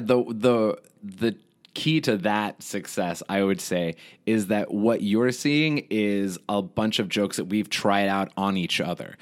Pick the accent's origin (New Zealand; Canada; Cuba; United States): United States; Houston, Texas; also born or lived in Lubbock, Texas; I was born in Lubbock, Texas, and then I moved to Houston when I was, like, seven years old